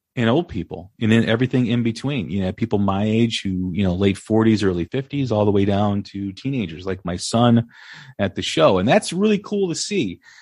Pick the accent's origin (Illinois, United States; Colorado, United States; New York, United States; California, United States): Illinois, United States; Des Plaines; I grew up in Des Plaines